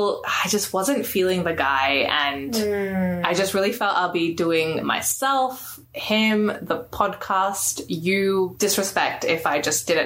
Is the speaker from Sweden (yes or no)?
no; Australia; I was like, Australia.